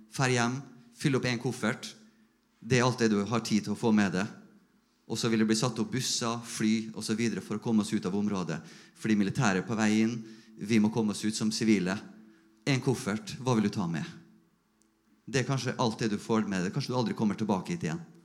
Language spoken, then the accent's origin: Norwegian; Norway